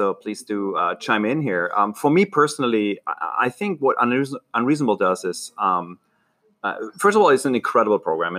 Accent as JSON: {"language": "English", "country": "Germany", "tie": "born or raised there", "also_born_or_lived": "Berlin, Germany / London, United Kingdom", "accent": "German", "moved": "as an adult", "lives_now": "Silicon Valley, United States", "said": "I'm Franco-German. Like, my great-great-grandparents were French. I grew up in Germany, married a Brit, so that ended my stay in Germany when I was 28 or so."}